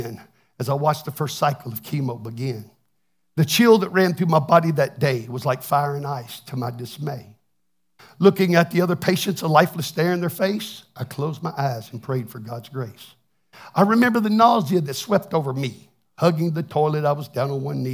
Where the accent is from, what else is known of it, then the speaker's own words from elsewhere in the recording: Texas, United States; now I'm from Texas. I can't even speak English very well.